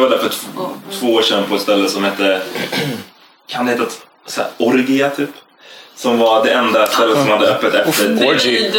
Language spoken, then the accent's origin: Swedish; Gothenburg, Västra Götaland, Sweden; now in Stockholm, Sweden; Så, ja, jag är från